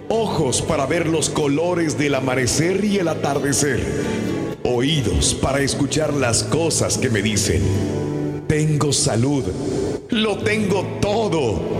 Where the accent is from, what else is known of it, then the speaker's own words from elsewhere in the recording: Santa Rosa de Lima, La Unión, El Salvador; Yo soy de Santa Rosa de Lima, maestro de la ciudad de Santa Rosa. Eh. Pero también este tengo familia en Pasaquinita, que es un ranchito y que es un suburbio.